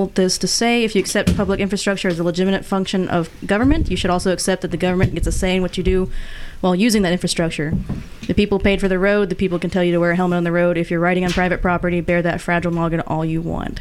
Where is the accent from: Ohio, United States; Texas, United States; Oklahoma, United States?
Oklahoma, United States; now in Bay Area, United States; I'm from Oklahoma